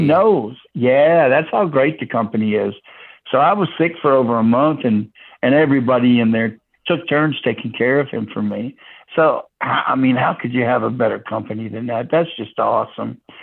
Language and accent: English; Houston, Texas, United States; moved away; also born or lived in Florida / Virginia / Washington, District of Columbia, United States; I was originally born and raised in Houston, Texas, but I also lived in Florida and Virginia.